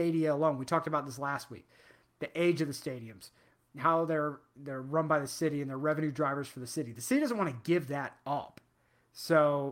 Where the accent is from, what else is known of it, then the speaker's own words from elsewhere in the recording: United States; as an American